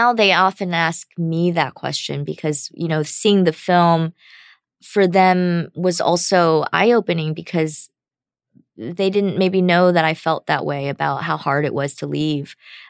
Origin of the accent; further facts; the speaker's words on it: United States; Because as an American, that's my experience going back to my home country.